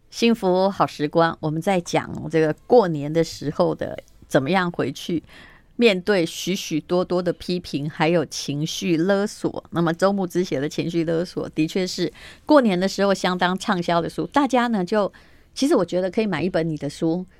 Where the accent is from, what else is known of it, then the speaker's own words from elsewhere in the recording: Taiwan; 身为台湾人